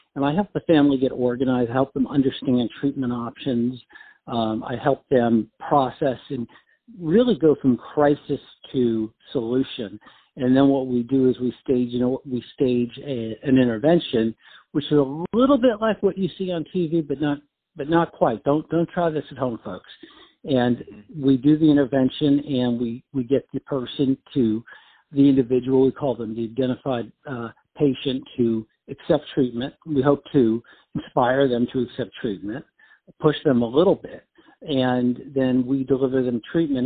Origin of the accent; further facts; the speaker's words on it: New York, United States; moved away as an adult; also born or lived in Washington, D.C.; now in South Florida, United States; But I'm from New York